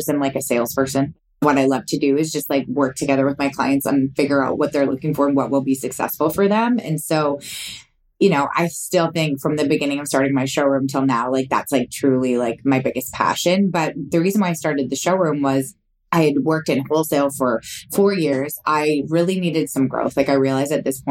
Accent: North Vancouver, British Columbia, Canada; I was born and raised in North Vancouver, BC. So I'm a Vancouver girl

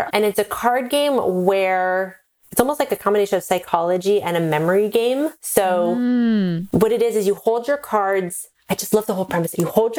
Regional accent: Pacific Northwest, United States; I'm from the Pacific Northwest. I grew up. It's like there's like drive-through coffee. It's like my whole family's into coffee.

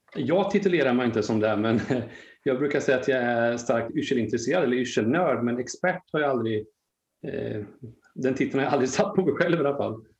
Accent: Linköping, Östergötland, Sweden; Jag är född och uppvuxen i Linköping och jag blev kvar här då

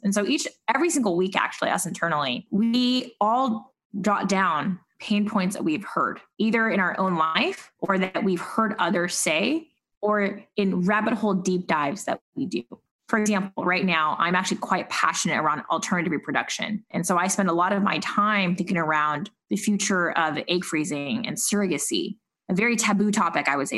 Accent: Silicon Valley, California, United States; moved away as an adult; now in New York, United States; having grown up in Silicon Valley

